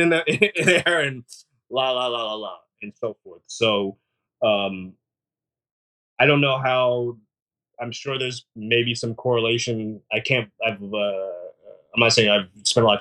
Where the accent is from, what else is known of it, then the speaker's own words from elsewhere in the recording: San Francisco, California, United States; born and raised in San Francisco